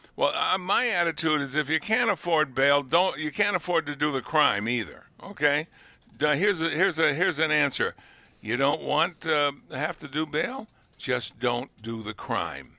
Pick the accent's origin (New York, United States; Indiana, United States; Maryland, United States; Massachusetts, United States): Massachusetts, United States; moved away as an adult; I was born and raised in Massachusetts. Spent up to the age of let's see, 21 uh, before I left Massachusetts